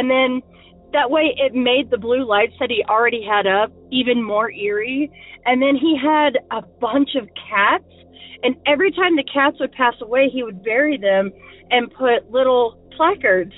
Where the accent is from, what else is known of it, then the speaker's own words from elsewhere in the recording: Indianapolis, Indiana, United States; I'm from Indianapolis